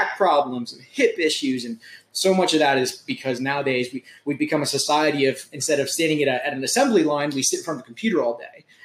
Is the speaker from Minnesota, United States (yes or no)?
no; Charleston, South Carolina, United States; also born or lived in Fort Lauderdale, Florida; I grew up here in West Ashley, went to West Ashley High School